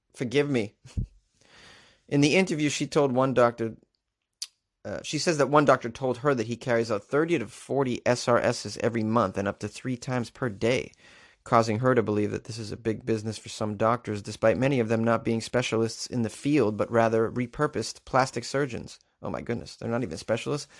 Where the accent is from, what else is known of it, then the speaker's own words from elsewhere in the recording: Boston, Massachusetts, United States; my hometown